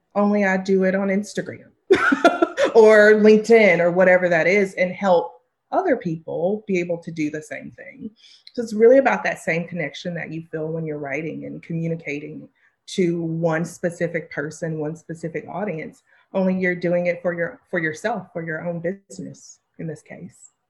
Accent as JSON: {"language": "English", "region": "the South", "country": "United States", "tie": "born or raised there", "said": "I grew up in the South"}